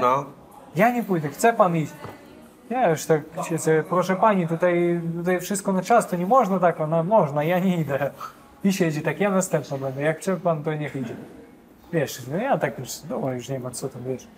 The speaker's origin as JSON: {"language": "Polish", "town": "Kharkiv", "region": "Kharkiv Oblast", "country": "Ukraine", "tie": "born or raised there", "also_born_or_lived": "Kyiv, Ukraine / Warsaw, Poland", "second_language": "Polish", "moved": "as an adult", "lives_now": "Poland", "said": "ja urodziłem się w Charkowie, to jest mhm. wschód Ukrainy"}